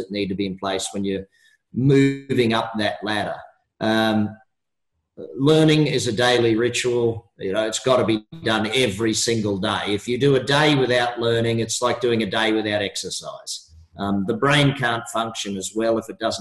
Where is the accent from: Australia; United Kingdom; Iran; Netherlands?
Australia; I'm an Australian